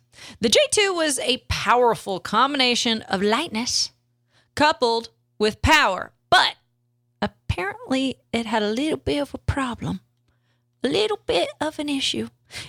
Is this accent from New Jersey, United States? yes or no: no; Texas, United States; I'm from South Texas. Suck it.